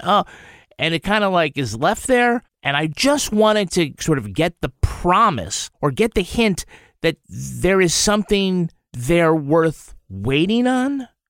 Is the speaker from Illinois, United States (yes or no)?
no; Holyoke, Massachusetts, United States; I'm from Holyoke